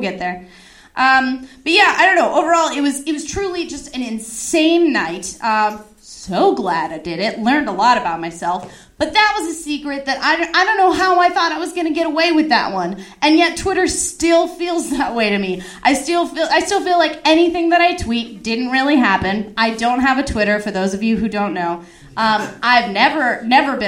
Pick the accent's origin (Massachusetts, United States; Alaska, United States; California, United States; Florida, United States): California, United States; Simi Valley; my hometown